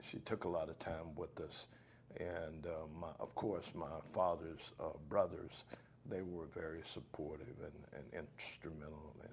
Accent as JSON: {"language": "English", "town": "Hobe Sound", "region": "Florida", "country": "United States", "tie": "born or raised there", "also_born_or_lived": "Stuart, Florida"}